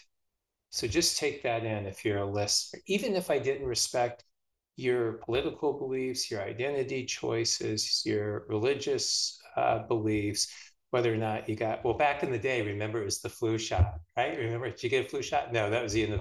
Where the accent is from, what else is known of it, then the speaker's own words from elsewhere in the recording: California, United States; moved away as an adult; now in Philadelphia, United States; I'm from California. I grew up there until about my mid-20s.